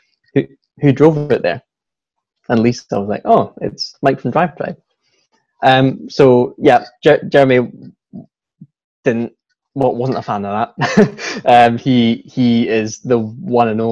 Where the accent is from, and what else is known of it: Scotland, United Kingdom; accent: Scottish